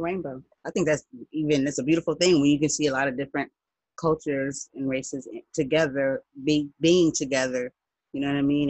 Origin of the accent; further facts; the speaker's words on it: United States; I'm not from Africa. I'm black. I'm American.